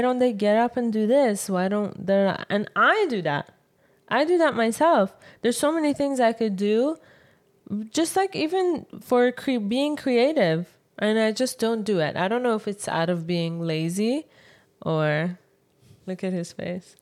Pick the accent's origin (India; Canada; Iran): Iran; moved away; from Iran